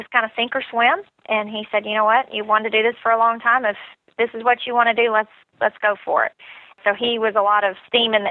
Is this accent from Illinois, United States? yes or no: yes; Southern Illinois, United States; moved away as an adult; now in Nashville, United States; I grew up in Southern Illinois, about 3 hours from Nashville, Tennessee